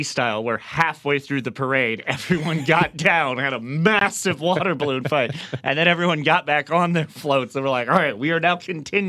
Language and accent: English; the South, United States; you and I grew up in the Midwest and the South, respectively